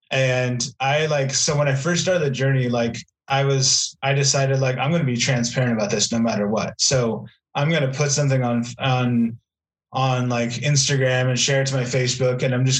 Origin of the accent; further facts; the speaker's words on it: Pacific Northwest, United States; now in Texas, United States; Like, when I moved here originally, like, it was like, I mean, because I'm from the Pacific Northwest